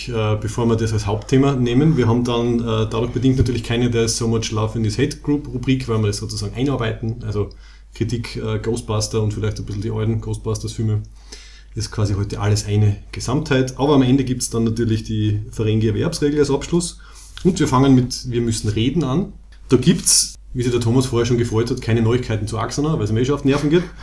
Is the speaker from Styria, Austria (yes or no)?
yes; Graz, Styria, Austria; wir sind aus Graz in der Steiermark in Österreich.